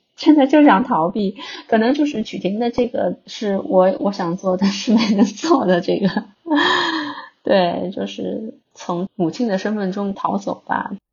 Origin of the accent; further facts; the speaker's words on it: Shanghai, China; 因为我是上海人嘛，会有这种城市空间的想象